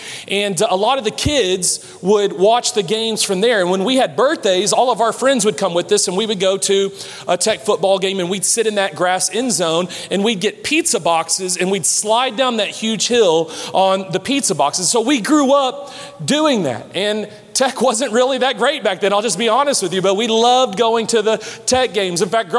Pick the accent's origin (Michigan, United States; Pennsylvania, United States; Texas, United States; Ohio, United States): Texas, United States; Lubbock; also born or lived in Houston, Texas; I was born in the Houston area, and then my family moved here when I was very young, moved here to Lubbock. So I grew up here. So I've been here for over 30 years.